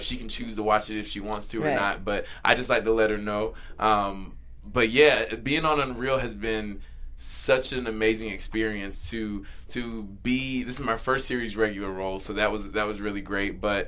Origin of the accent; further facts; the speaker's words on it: Southern United States, United States; And as a male, it's like, I growing up in the South, you know, we're taught